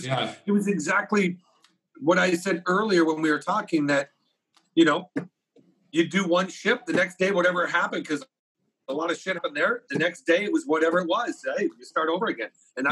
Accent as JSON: {"language": "English", "town": "Kitchener-Waterloo", "region": "Ontario", "country": "Canada", "also_born_or_lived": "Vancouver, British Columbia", "said": "I'm from Kitchener-Waterloo"}